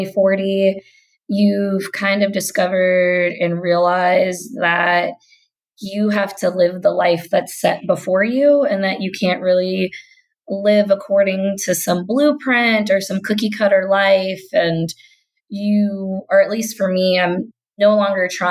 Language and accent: English; Kentucky, United States; So I'm a Black Southern millennial. Like, I grew up in the South. I grew up in Kentucky